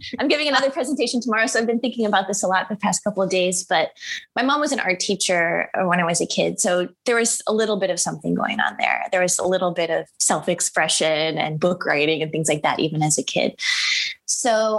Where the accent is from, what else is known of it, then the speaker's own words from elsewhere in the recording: Chicago, Illinois, United States; moved away as an adult; also born or lived in Central Ohio / New York; now in Paris, France; I grew up in Chicago